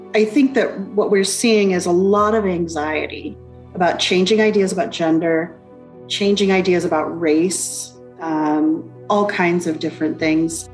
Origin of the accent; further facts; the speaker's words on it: United States; moved away as an adult; now in Alberta, Canada; back in my home country, the United States